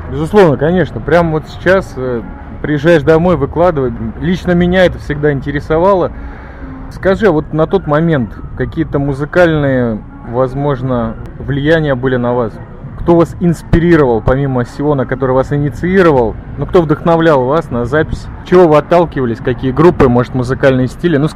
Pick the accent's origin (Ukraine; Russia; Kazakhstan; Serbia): Ukraine; Kyiv; now in Israel; Родился я в Киеве на Украине.